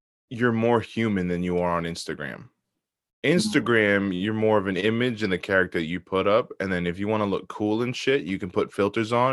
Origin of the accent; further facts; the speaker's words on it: South Bound Brook, New Jersey, United States; my hometown, South Bound